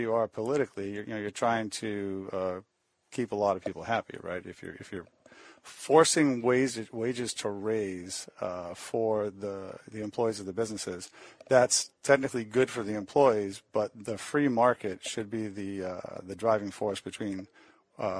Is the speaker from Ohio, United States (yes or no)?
no; Maine, United States; I'm from Maine